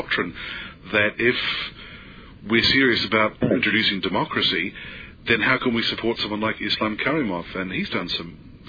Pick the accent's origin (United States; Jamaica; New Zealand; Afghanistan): New Zealand; Now, I'm actually from New Zealand